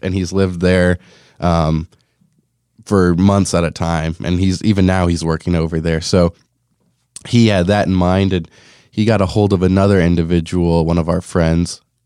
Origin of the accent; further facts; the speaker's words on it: Lamoni, Iowa, United States; growing up in Lamoni